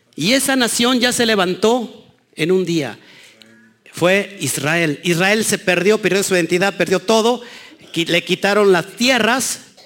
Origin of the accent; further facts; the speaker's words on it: Mexico; los mexicanos